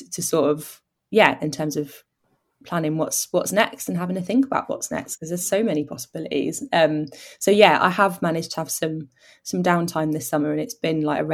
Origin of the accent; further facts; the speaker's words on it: Oxford, South East England, United Kingdom; where I grew up in Oxford